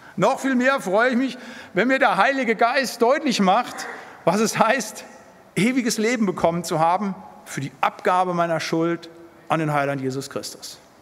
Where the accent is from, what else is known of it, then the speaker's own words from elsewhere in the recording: Siegerland, North Rhine-Westphalia, Germany; moved away as an adult; now in Bremen, Germany; Ich bin im Siegerland aufgewachsen